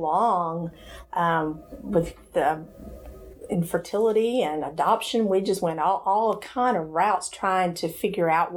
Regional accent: Hendersonville, Tennessee, United States; I grew up in Hendersonville, Tennessee, not far

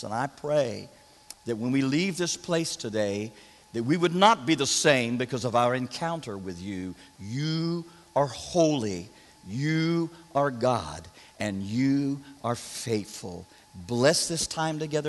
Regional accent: Florida, United States; I'm from Florida

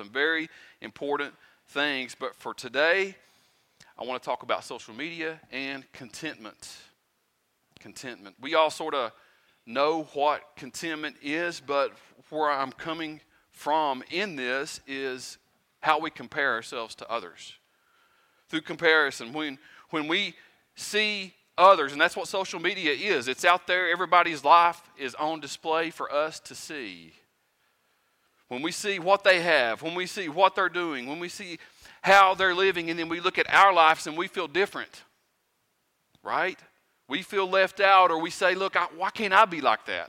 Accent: Pound, United States; moved away; I'm not originally from here. I'm from Pound.

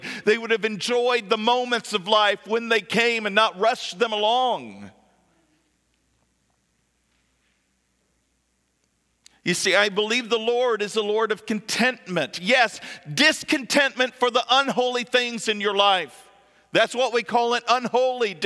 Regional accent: just south of Lexington, central Kentucky, United States; moved away; I'm from Kentucky, central Kentucky, just south of Lexington

